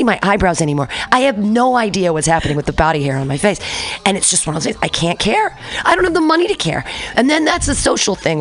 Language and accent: English; Danville, California, United States; I grew up in Danville amongst all the rich white people